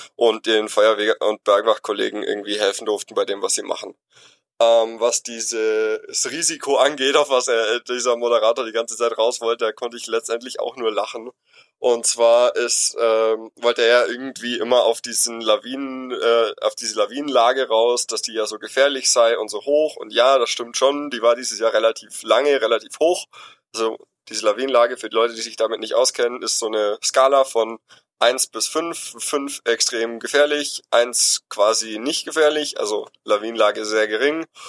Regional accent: Allgäu, Bavaria, Germany; Ich komme selber aus dem Allgäu, also ganz im Süden von Deutschland in Bayern

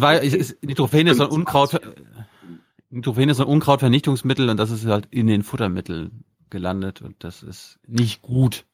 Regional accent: Mecklenburg-Vorpommern, Germany; moved away; meine Heimatstadt, meine Heimat, wo ich geboren wurde, wo ich aufgewachsen wurde

